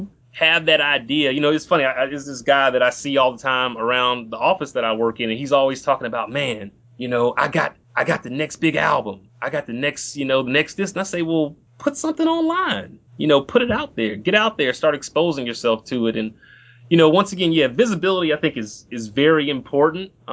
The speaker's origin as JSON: {"language": "English", "town": "Compton", "region": "California", "country": "United States", "said": "I'm originally from Compton, California"}